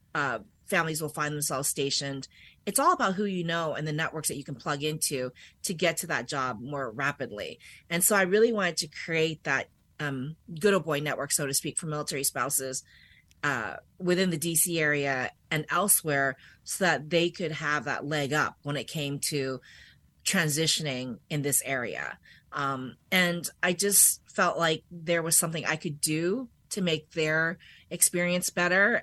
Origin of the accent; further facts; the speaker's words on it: Washington, District of Columbia, United States; moved away as an adult; also born or lived in Germany; I'm actually from this area